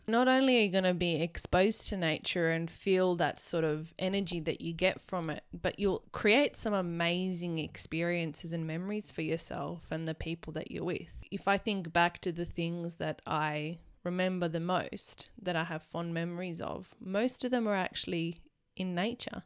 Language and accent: English; Canberra, Australian Capital Territory, Australia; where we grew up in Canberra